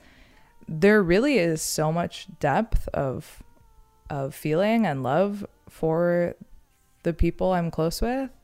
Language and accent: English; Los Angeles, California, United States; I was born and raised in Los Angeles.